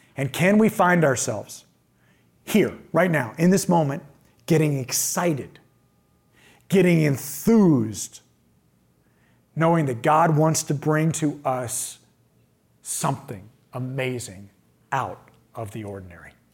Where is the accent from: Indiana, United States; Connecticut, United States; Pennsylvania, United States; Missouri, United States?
Indiana, United States; I'm from the Midwest. I'm from Indiana